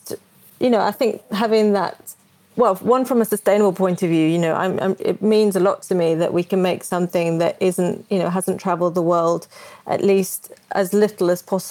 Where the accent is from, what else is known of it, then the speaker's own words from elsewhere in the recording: Brazil; now in United Kingdom; I grew up in Brazil